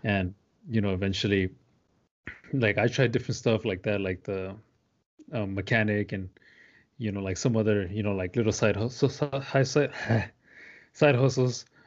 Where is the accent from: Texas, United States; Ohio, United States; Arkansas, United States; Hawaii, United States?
Texas, United States; deep south; I grew up in the deep south part of Texas, like, thirty minutes away from the Mexican border.